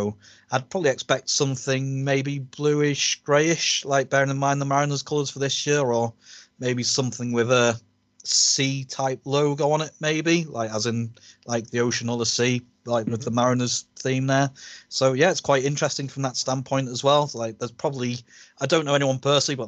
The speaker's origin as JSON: {"language": "English", "country": "United Kingdom", "said": "as British baseball fans"}